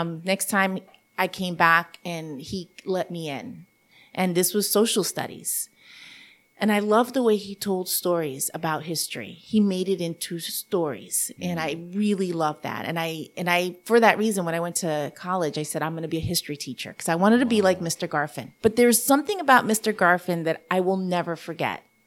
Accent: New York City, New York, United States; accent: New Yorkian English; first language Spanish; English is a second language; also born or lived in Bayamón, Puerto Rico / Orange County; living in the Bronx with a mom that didn't speak English and, uh, didn't understand a system and was by herself pretty much, um, made it that I'd had to grow up very fast

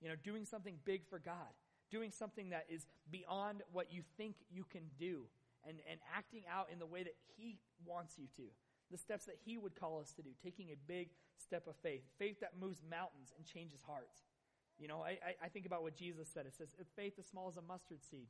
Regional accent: Tremonton, Utah, United States; Northern Utah, I'm from Tremont. I mean, this is my hometown

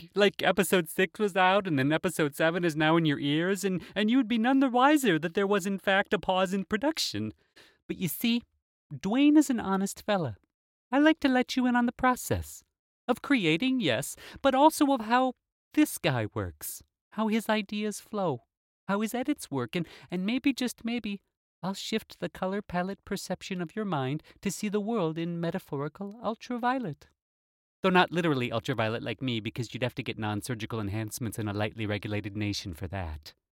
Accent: United States; As an American, I would say paprika

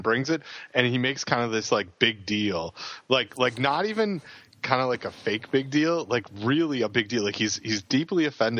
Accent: Canada; Something about me being apologetically Canadian

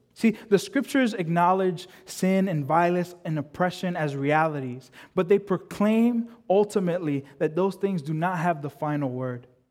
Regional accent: United States; I'm a first generation kid, so I was born in the States. My parents were born in the Dominican Republic.

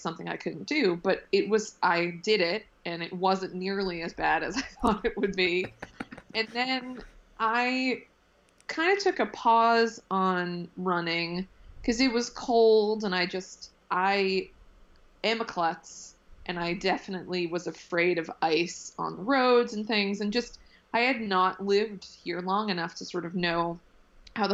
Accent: south of Boston, Massachusetts, United States; now in Brooklyn, United States; I'm originally from just a little bit outside of Boston, south of Boston

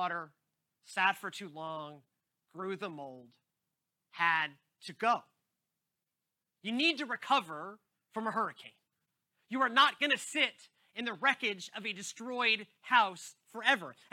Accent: Houston, Texas, United States; moved away; growing up in the Gulf Coast

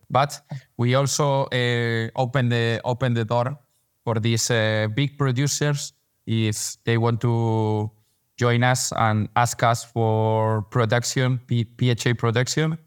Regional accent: Madrid, Community of Madrid, Spain; English is a second language; I was born here in Madrid. I came from Madrid. We met in, in, in New York, but, uh, I'm from Madrid.

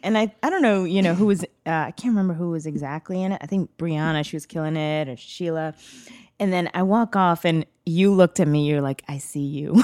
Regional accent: Bangalore, Karnataka, India; now in United States; I was born in Bangalore.

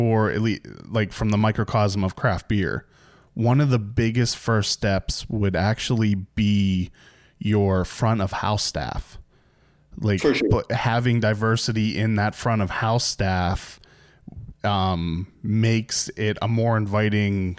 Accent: the North, United States; moved away; also born or lived in Maryland; I grew up in the North

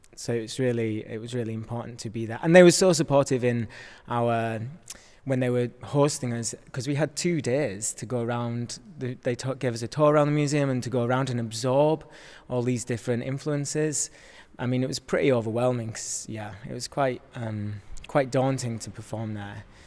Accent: Yorkshire and the Humber, United Kingdom; I am from Yorkshire, so my family were able to come and see the work.

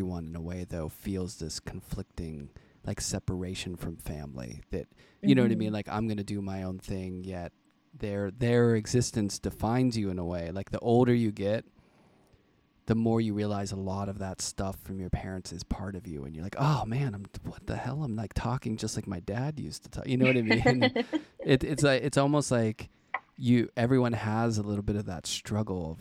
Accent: Pittsburgh, Pennsylvania, United States; now in New York City, United States; I'm from Pittsburgh

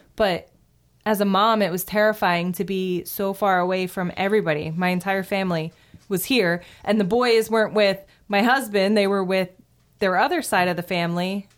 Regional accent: New Jersey, United States; I'm actually from New Jersey

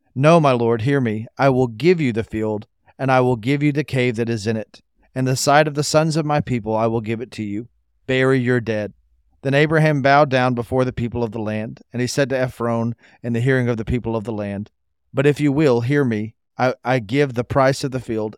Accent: United States; growing up in America

